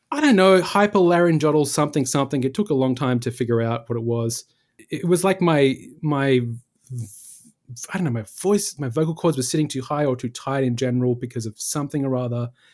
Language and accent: English; Perth, Western Australia, Australia; moved away as an adult; also born or lived in Lesmurdie, Western Australia; now in New York City, United States; I was from Perth, the, one of the most isolated cities in the world